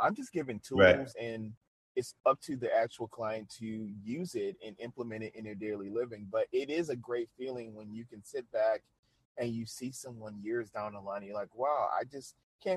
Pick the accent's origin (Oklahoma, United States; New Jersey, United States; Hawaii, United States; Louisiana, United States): Louisiana, United States; New Orleans; now in Shreveport, United States; I'm originally from New Orleans